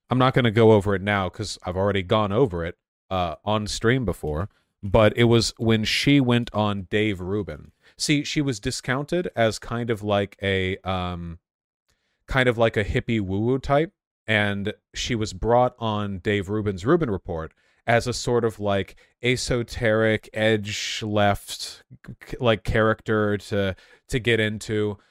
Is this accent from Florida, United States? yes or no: no; Los Angeles, California, United States; I grew up in Los Angeles